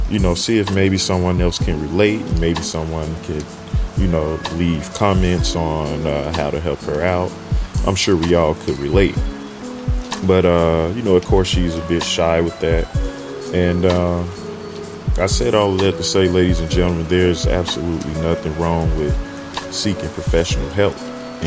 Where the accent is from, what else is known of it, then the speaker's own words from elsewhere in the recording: Chicago, Illinois, United States; now in Southern California, United States; I am from Chicago, Illinois, originally, so fairly used to the rain and the different four seasons.